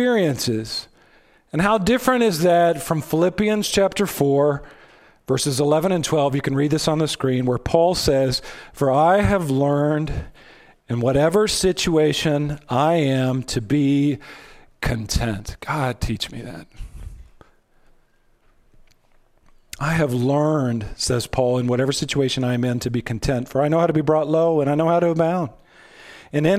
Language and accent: English; United States; We're Americans.